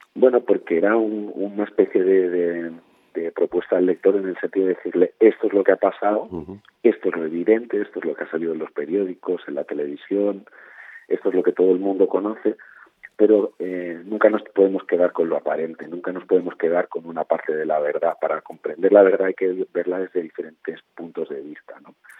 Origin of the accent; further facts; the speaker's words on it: Barcelona, Catalonia, Spain; mi familia viene de Andalucía y de Extremadura, eh, pero yo ya me crié, yo nací en Barcelona, me crié en Barcelona